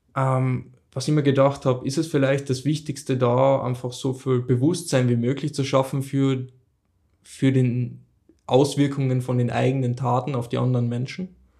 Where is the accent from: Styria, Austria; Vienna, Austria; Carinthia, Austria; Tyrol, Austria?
Carinthia, Austria; ich bin in Kärnten aufgewachsen